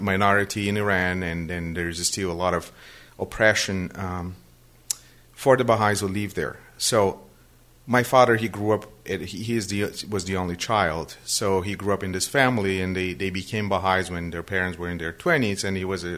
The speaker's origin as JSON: {"language": "English", "country": "Brazil", "tie": "born or raised there", "also_born_or_lived": "Western Massachusetts", "first_language": "Portuguese", "second_language": "English", "moved": "as an adult", "lives_now": "Massachusetts, United States", "said": "I was born and I grew up in Brazil."}